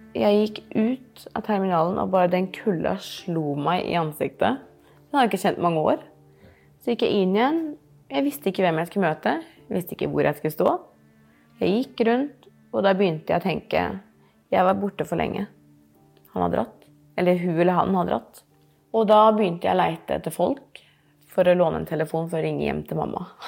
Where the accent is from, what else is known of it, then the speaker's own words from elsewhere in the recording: Norway; jeg er jo ikke herifra engang. Jeg er jo fra Norge